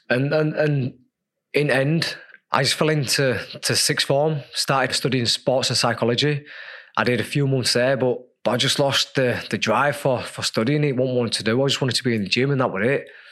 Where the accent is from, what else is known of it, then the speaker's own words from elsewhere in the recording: Leeds, Yorkshire and the Humber, United Kingdom; as a kid growing up in Leeds on you know a council estate